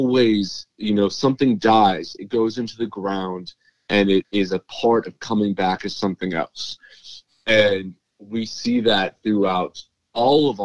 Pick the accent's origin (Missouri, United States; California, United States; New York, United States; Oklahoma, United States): Oklahoma, United States; growing up in Oklahoma